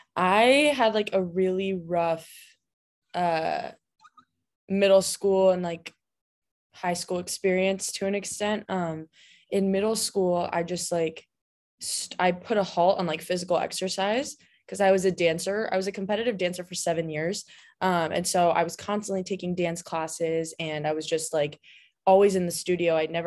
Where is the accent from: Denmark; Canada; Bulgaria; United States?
United States; California; Well, I mean, I've lived in California my whole life. I'm from Southern California.